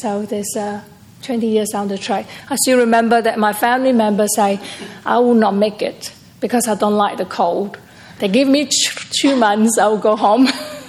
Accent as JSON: {"language": "English", "town": "Perth", "region": "Western Australia", "country": "Australia", "said": "And I'm from Perth."}